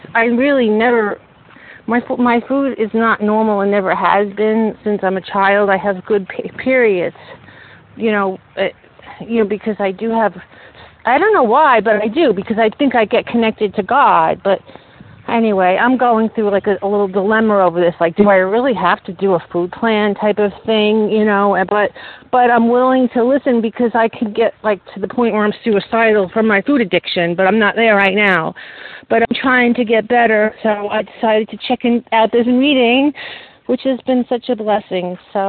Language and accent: English; New York, United States; from Long Island.